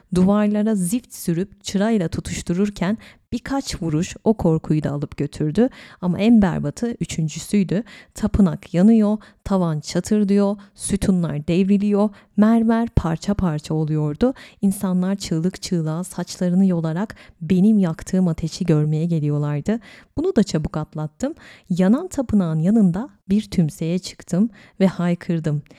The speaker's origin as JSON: {"language": "Turkish", "region": "İzmir", "country": "Turkey", "tie": "born or raised there", "said": "benim memleketim İzmir"}